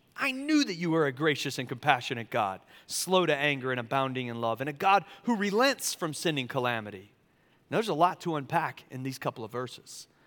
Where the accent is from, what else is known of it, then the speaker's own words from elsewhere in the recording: Charleston, South Carolina, United States; also born or lived in California; now in Asheville, United States; I grew up in Charleston, South Carolina